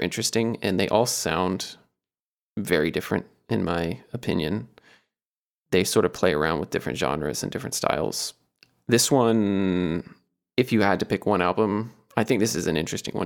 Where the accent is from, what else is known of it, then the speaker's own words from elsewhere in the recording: Atlanta, Georgia, United States; I grew up in Atlanta and went to college in Atlanta